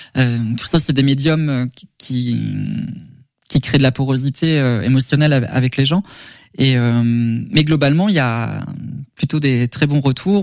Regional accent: Sologne, Centre-Val de Loire, France; j'ai grandi en Sologne, j'ai eu beaucoup de taxidermie en décoration à la maison quand j'étais petit

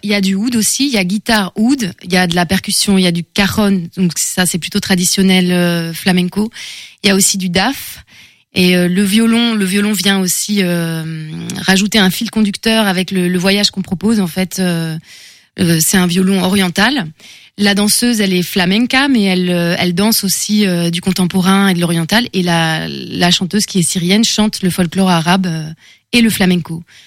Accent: France; moved away; also born or lived in Seville, Spain; je suis française. J'ai de, des origines marocaines, mais oui, je suis française.

